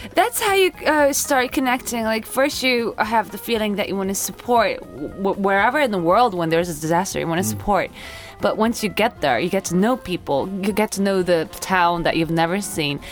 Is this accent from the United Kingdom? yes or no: no; Osaka, Japan; also born or lived in Maryland; now in Tokyo, Japan; I grew up in Osaka